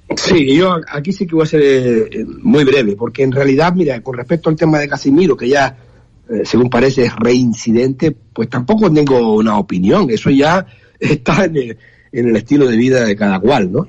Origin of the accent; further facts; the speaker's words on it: Canary Islands, Spain; Canarias, las Islas Canarias están en, eh, ahí pegadas. Estamos, eh, somos geográficamente africano